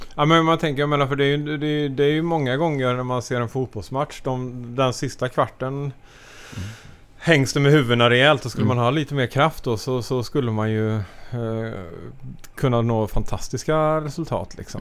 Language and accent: Swedish; Sweden; som svensk